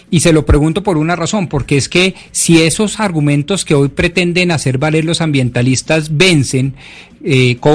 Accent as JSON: {"language": "Spanish", "country": "Colombia"}